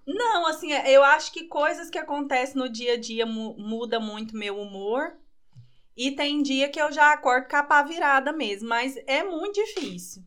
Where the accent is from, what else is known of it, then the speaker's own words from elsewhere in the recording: Goiânia, Goiás, Brazil; now in Piracanjuba, Brazil; nascida em Goiânia, 31 anos